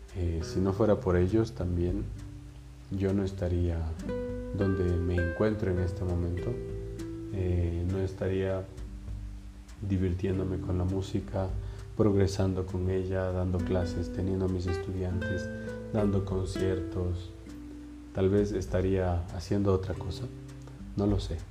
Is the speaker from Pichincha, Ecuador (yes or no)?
no; Ibarra, Imbabura, Ecuador; moved away as an adult; now in Quito, Ecuador; yo soy de Ibarra, entonces ya son casi 11 años que vivo aquí en Quito